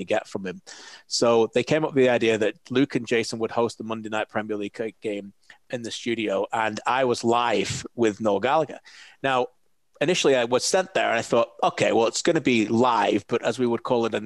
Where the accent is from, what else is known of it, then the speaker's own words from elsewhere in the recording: Preston, North West England, United Kingdom; moved away as an adult; now in Canada; I'm from Preston, a couple of Northwest lads.